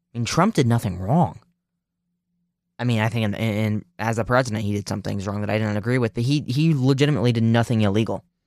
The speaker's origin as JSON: {"language": "English", "region": "Ohio", "country": "United States", "said": "Ohio 'cause that's my home state"}